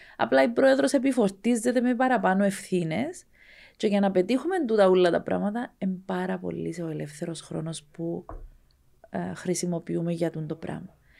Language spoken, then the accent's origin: Greek; Skarinou, Larnaca District, Cyprus; εμένα το χωριό μου ένα, ήταν ένα πολύ μικρό χωριό